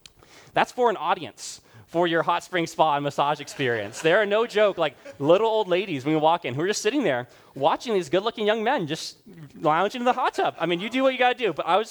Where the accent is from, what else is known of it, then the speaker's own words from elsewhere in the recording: Rwanda; moved away; I grew up in Rwanda.